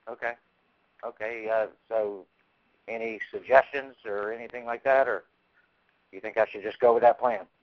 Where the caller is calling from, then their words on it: Orlando, Florida, United States; yeah, I'm from Orlando